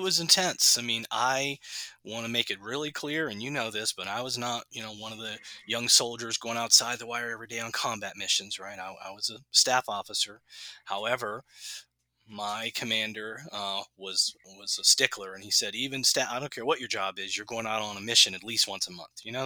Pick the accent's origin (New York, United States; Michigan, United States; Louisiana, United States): Louisiana, United States; New Orleans; growing up in New Orleans